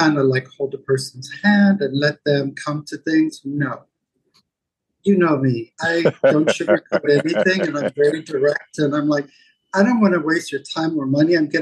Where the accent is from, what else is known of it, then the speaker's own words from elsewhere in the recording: Zimbabwe; I grew up in Zimbabwe, ex-Rhodesia.